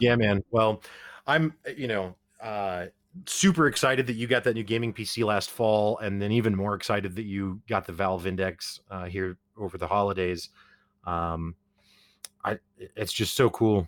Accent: Springfield, Missouri, United States; we're both from Springfield, Missouri, we're from Podunk Nowhere

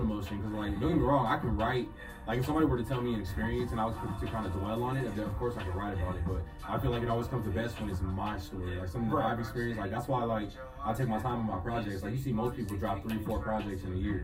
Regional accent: Phoenix, Arizona, United States; I come from Phoenix, Arizona. I'm from the desert

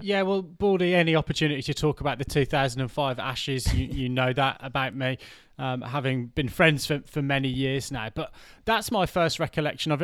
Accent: Birmingham, West Midlands, United Kingdom; born or raised there; moved away

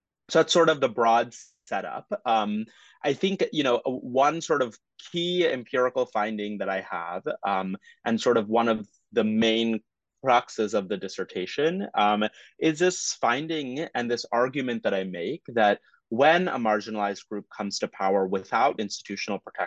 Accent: New York City, New York, United States; also born or lived in Guyana / South Florida; And I was born in Guyana and my family and I moved to the US when I was two. And I grew up in Brooklyn, New York and in a suburb outside of South Florida.

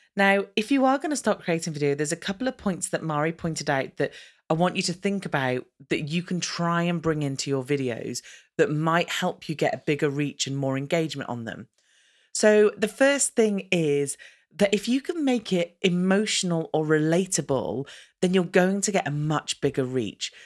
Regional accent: United Kingdom; as a British person

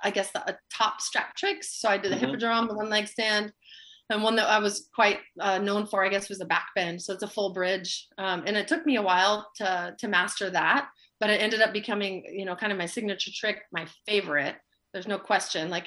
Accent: Los Angeles, California, United States; also born or lived in Central Valley, California; I grew up in Los Angeles

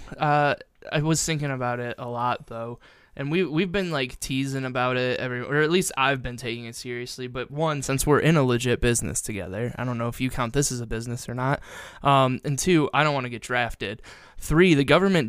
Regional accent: Perrysburg, Ohio, United States; growing up in Perrysburg, we had Fort Meigs

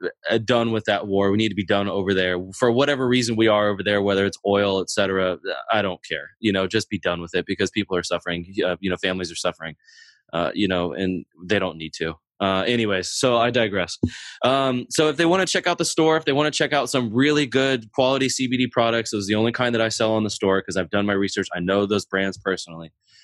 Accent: Germany; born there; And then, you know, I was born in Germany to a military family.

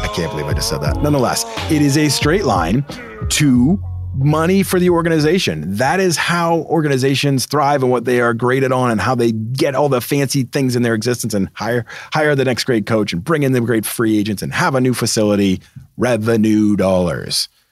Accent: Massachusetts, United States; I'm from Massachusetts

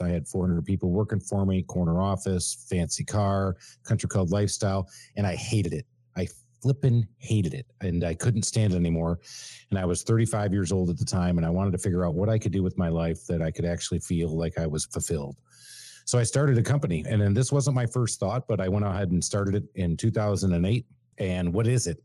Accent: Michigan, United States; now in Atlanta, United States; born and raised in Michigan

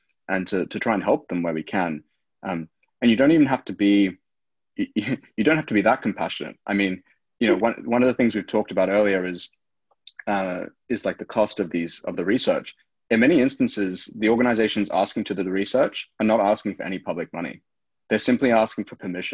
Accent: South Africa; now in Australia; I was born in South Africa.

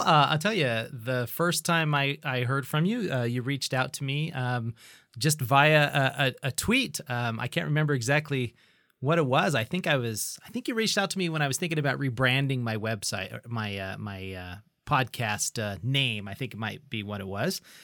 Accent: Idaho Falls, Idaho, United States; also born or lived in Bozeman, Montana; I am an Idahoan, and I've lived pretty much my entire life here in the, the grand city of Idaho Falls

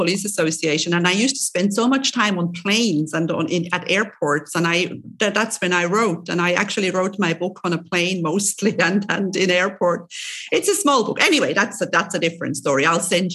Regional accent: Switzerland; now in Cyprus; I'm originally from Switzerland and Italy is my neighbor. And when I was living in Switzerland still

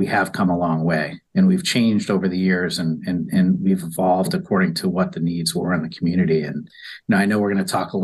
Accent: New York, United States; moved away as an adult; I grew up in New York, graduated from college

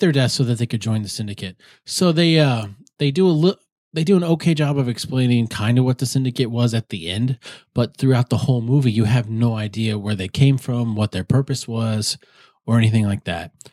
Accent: South Dakota, United States; moved away; when I grew up in South Dakota

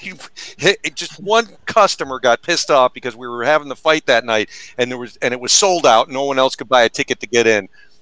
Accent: Syracuse, New York, United States; I grew up in Syracuse, New York

